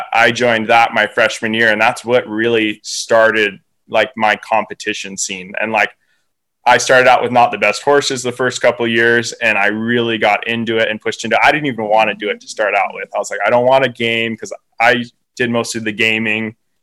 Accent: Oregon, United States; born or raised there; also born or lived in Swan Valley, Idaho

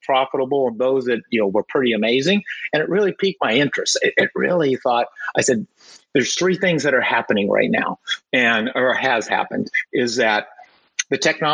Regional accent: Central Valley, California, United States; I'm a native Californian, more specifically Central Valley

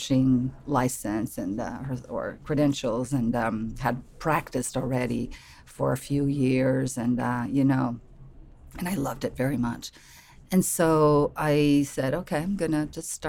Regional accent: Lisbon, Portugal; moved away as an adult; now in United States; I'm from Portugal, Lisbon. I've been in the US for 5 years

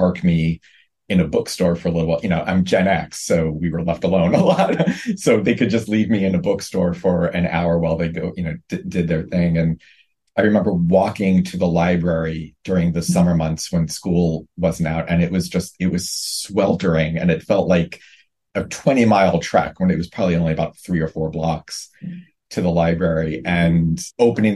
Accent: New York City, New York, United States; I grew up in Brooklyn

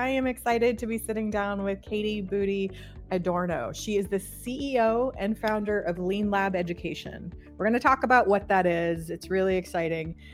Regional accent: California, United States; I'm from California

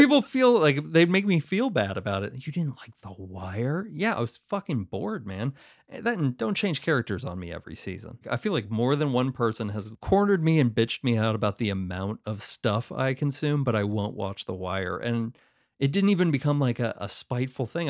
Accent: West Virginia, United States; somebody I grew up with in West Virginia

